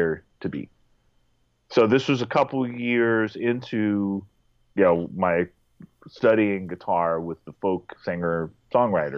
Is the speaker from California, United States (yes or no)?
yes; Berkeley, California, United States; I grew up in Berkeley, California